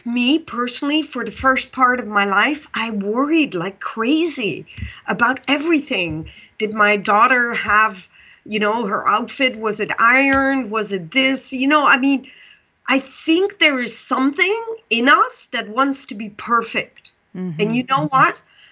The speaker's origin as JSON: {"language": "English", "country": "Netherlands", "also_born_or_lived": "Pakistan", "second_language": "English", "moved": "yes", "said": "I'm Dutch"}